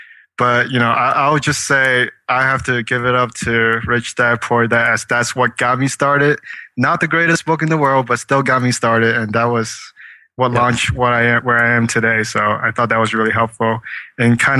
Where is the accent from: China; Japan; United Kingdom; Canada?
China; moved away; I was born in China, so we're taught to eat everything that moves.